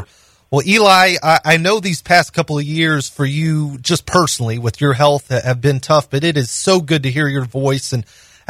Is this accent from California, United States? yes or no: no; Nashville, Tennessee, United States; someone who was born and raised in Nashville, it's not the same Nashville when I was born.